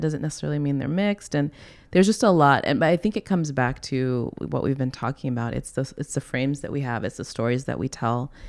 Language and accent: English; the South, United States; moved away as an adult; also born or lived in New York City; now in Hawaii, United States; I grew up in the South